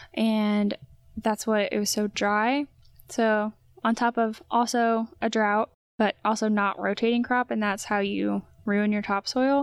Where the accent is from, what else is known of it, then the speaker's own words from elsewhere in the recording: Indiana, United States; I was born and raised in Indiana